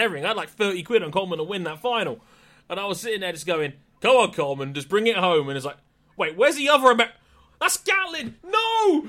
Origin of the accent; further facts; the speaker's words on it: Jamaica; as a Jamaican